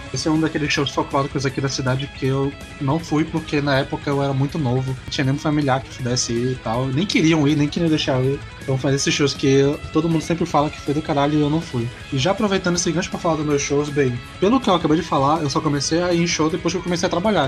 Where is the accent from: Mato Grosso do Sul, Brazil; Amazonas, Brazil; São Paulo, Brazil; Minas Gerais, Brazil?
Amazonas, Brazil; Manaus; sou de Manaus